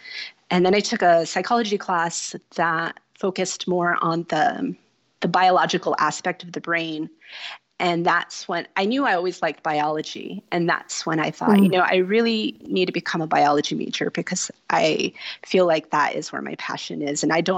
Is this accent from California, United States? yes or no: yes; Los Angeles County, California, United States; Well, I am a native of Southern California. I was born and raised in Los Angeles County, just about 20 minutes west of the garden. So I'm local to the area.